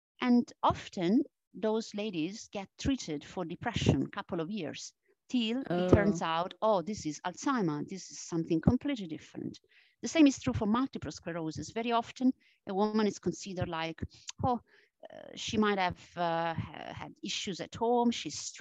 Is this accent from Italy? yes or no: yes; Italy; accent: Italian; English is a second language; moved away; my strong Italian accent. I mean, I am originally from Italy. And I still carry this Italian accent.